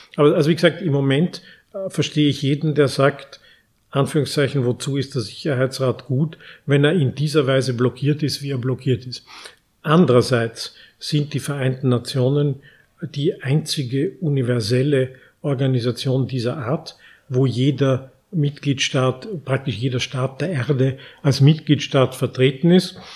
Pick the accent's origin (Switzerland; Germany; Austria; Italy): Austria; unser großes Talent als Österreicher